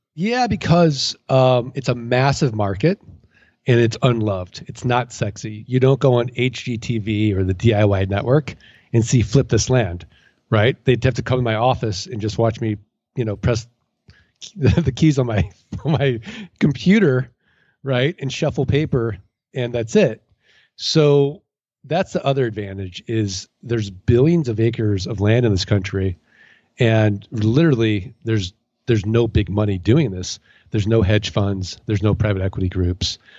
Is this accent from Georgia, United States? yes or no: no; St. Louis, Missouri, United States; now in Arizona, United States; I'm from Saint Louis, Missouri. I'm from the Show Me State